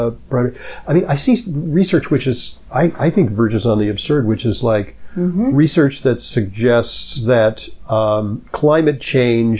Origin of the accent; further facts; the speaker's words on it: Los Angeles, California, United States; I grew up in Los Angeles, which gets very hot